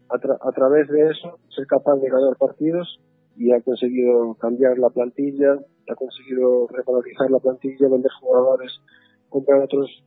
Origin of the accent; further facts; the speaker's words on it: Galicia, Spain; moved away as an adult; now in Northampton, United Kingdom; siendo gallego como dices